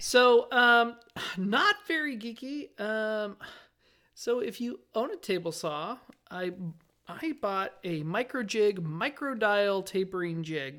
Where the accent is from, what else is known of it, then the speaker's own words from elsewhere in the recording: Las Vegas, Nevada, United States; I grew up in Las Vegas